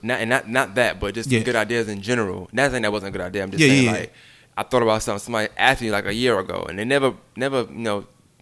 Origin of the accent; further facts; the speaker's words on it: New York City, New York, United States; now in Augusta, United States; I'm from Brooklyn.